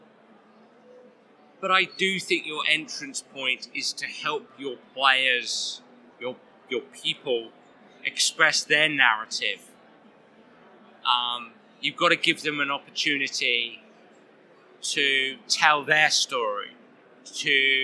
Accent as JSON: {"language": "English", "region": "England", "country": "United Kingdom", "said": "I'm an Englishman"}